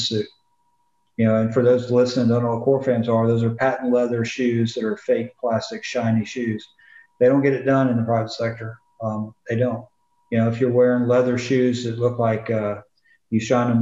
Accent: the South, United States; I'm from the South and a lot of people don't understand me

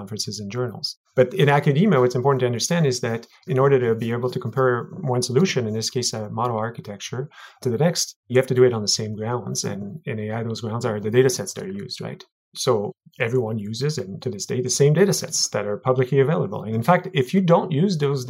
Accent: Montreal, Quebec, Canada; Montreal, my hometown

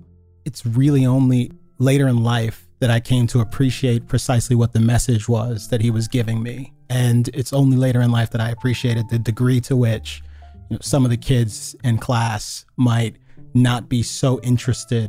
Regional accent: Northern Virginia, United States; Being a kid growing up in Northern Virginia, my family was quite small

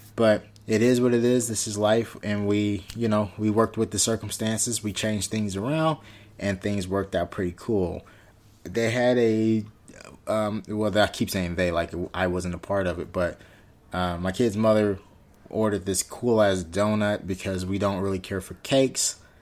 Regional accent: Inglewood, California, United States; my hometown, which is in Inglewood

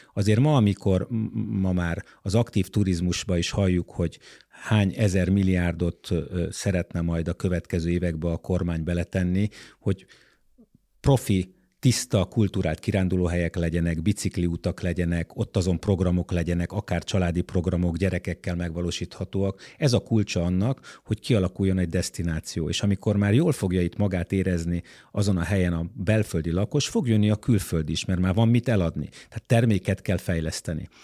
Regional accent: Budapest, Hungary; magyar emberként, budapestiként, itt élőként

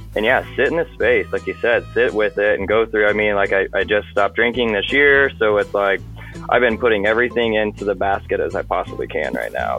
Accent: Alton, Illinois, United States; I'm from Alton, Illinois

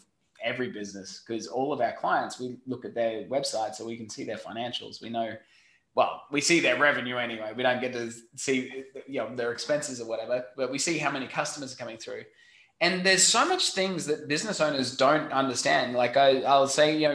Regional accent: Australia; accent: Australian; my funny Australian accent

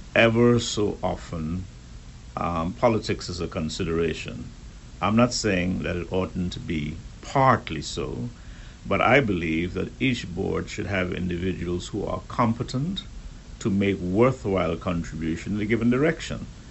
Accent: Turks & Caicos Islands; we Turks and Caicos Islanders

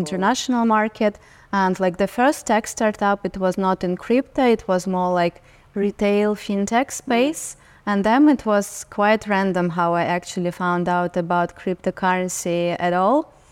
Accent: Saint Petersburg, Russia; now in New York, United States; I was born and raised in Russia. I lived in Saint Petersburg, which is second largest city in Russia.

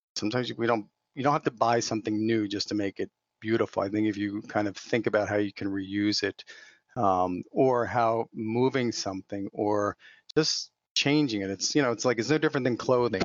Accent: not too far outside of Philadelphia, Pennsylvania, United States; I grew up out here on the East Coast and not too far outside of Philadelphia

